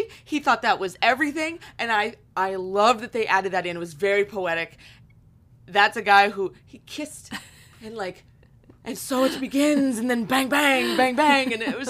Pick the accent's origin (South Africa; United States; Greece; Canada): United States; Pennsylvania; I come from Northwestern Pennsylvania. So it's a very big railroad, train centric area, coal mining.